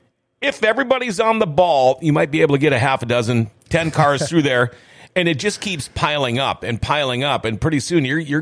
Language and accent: English; Thief River Falls, Minnesota, United States; now in Grand Forks, United States; My hometown of Thief River